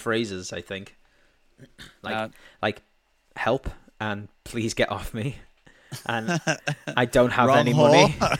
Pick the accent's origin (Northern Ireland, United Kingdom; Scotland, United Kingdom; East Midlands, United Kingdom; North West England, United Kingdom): North West England, United Kingdom; Liverpool; in my hometown, Liverpool.